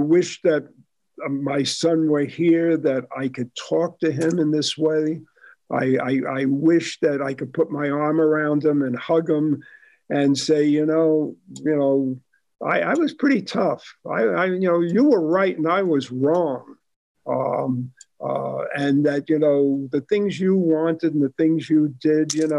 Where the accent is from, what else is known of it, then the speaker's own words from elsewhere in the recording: New York City, New York, United States; also born or lived in Bronx, New York; now in Sun Valley, United States; I was born in the Bronx and I grew up in Queens, and I went to what was the largest high school in America at that time, Jamaica High School